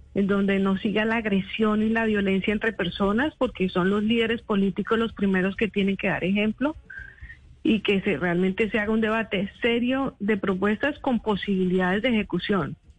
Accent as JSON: {"language": "Spanish", "country": "Colombia", "moved": "as an adult", "said": "yo soy colombiana, mi familia está en Colombia"}